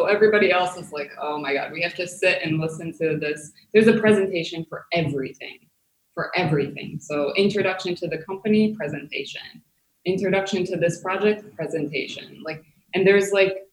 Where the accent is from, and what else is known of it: United States; now in Germany